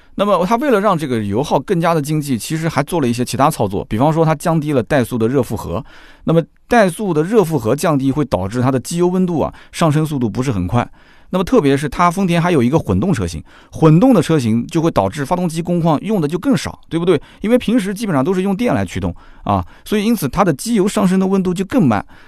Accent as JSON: {"language": "Chinese", "town": "Nanjing", "region": "Jiangsu", "country": "China", "accent": "Nanjing dialect", "said": "就我们南京，南京话啊"}